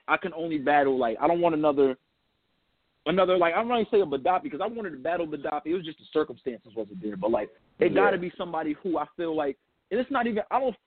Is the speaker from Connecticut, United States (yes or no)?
yes; Connecticut, United States; That's my hometown